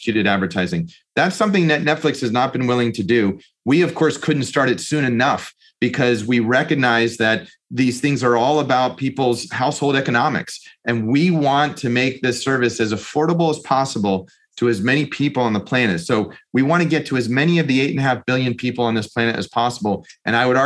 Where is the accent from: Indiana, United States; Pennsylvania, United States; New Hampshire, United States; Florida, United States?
Pennsylvania, United States; Pittsburgh; I grew up in Pittsburgh